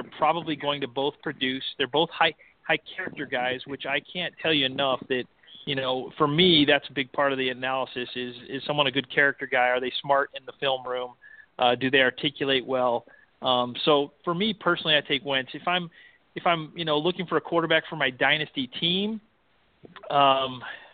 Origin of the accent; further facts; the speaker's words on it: Canton, Ohio, United States; I was born in Canton, Ohio